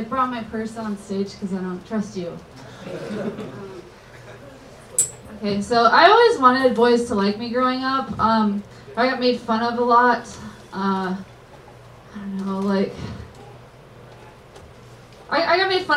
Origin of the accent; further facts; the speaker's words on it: Jacksonville, Florida, United States; I'm from Jacksonville, Florida.